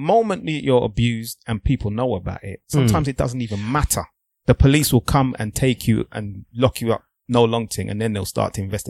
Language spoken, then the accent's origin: English; Nigeria; I'm a black man first. I'm a Nigerian before anything else.